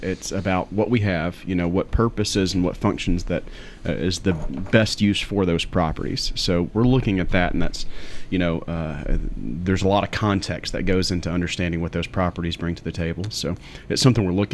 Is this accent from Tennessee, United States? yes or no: yes; Murfreesboro, Tennessee, United States; I was born in Murfreesboro